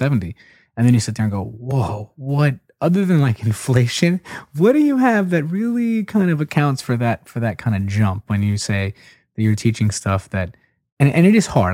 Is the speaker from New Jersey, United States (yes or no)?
no; Philadelphia, Pennsylvania, United States; moved away; I'm a Philadelphia Eagles fan, where I used to be from